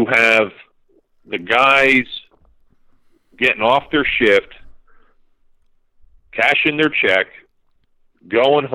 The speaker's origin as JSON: {"language": "English", "town": "Pottsville", "region": "Pennsylvania", "country": "United States", "tie": "born or raised there", "also_born_or_lived": "St. Louis", "moved": "as an adult", "lives_now": "Houston, United States", "said": "I learned growing up in the Coal Region"}